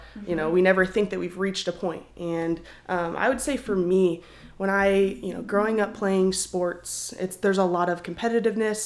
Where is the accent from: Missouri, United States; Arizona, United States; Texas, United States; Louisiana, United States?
Arizona, United States; moved away as an adult; now in Oklahoma, United States; I'm from Arizona. So me and … from the same area. I went to school with … growing up